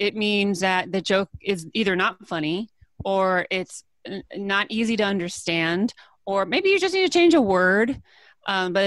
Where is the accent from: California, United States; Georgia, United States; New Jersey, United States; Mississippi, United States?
California, United States; I'm from California, born and raised